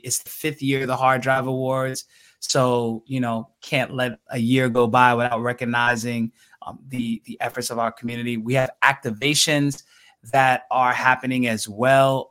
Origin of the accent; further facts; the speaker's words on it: New York City, New York, United States; I'm native New Yorker